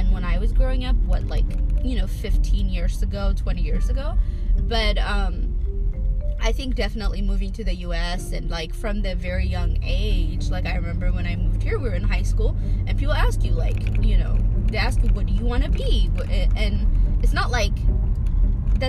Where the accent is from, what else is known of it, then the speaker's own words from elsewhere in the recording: Ethiopia; growing up in my family and just in my community where I grew up in Ethiopia